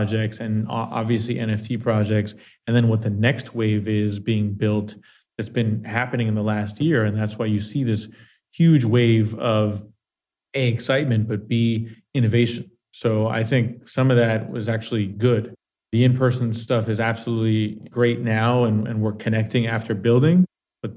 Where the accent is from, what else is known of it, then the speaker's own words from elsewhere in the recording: Miami Beach, Florida, United States; I'm from Miami, from Miami Beach specifically